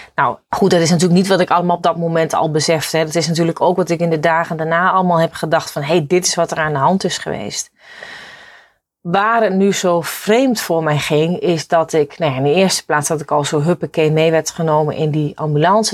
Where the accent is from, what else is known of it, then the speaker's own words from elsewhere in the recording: Netherlands; wij Hollanders